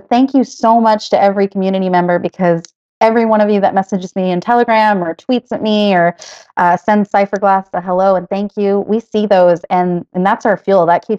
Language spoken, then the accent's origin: English; San Antonio, Texas, United States; I'm from San Antonio, Texas, and I grew up in a small community